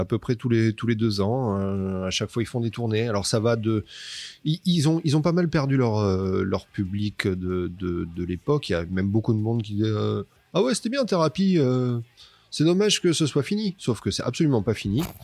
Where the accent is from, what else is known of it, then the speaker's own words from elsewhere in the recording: Toulouse, Occitania, France; on est de Toulouse